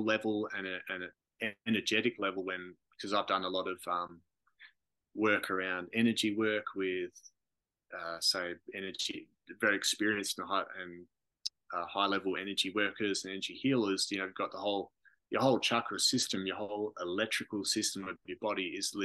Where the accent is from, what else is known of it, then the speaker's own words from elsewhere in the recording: Margaret River, Western Australia, Australia; Growing up in Margaret River